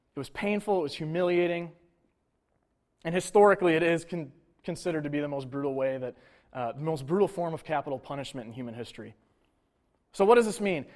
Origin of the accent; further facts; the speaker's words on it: Buffalo, New York, United States; Bills are my hometown team